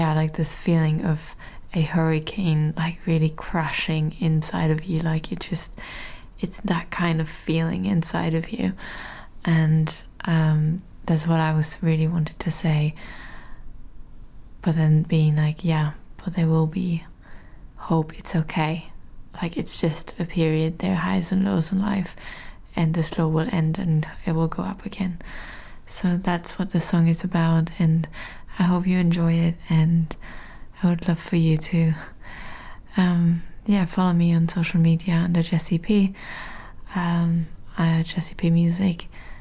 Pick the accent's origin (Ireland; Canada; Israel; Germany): Germany; now in London, United Kingdom; I'm from Germany and live now in the UK in London